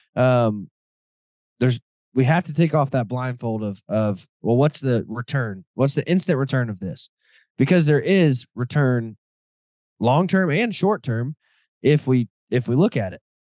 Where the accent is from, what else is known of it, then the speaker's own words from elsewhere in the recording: Midwest, United States; I grew up in the Midwest